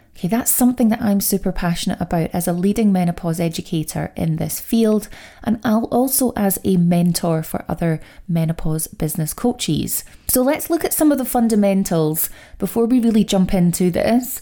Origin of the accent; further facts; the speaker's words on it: Scotland, United Kingdom; I know the accent does give it away. I am Scottish.